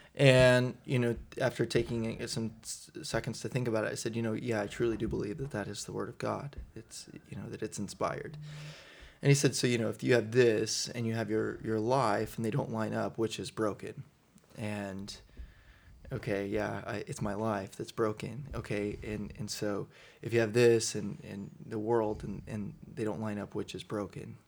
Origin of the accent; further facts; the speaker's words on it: Southern Indiana, United States; also born or lived in Louisville, Kentucky; originally, uh, grew up in, in southern Indiana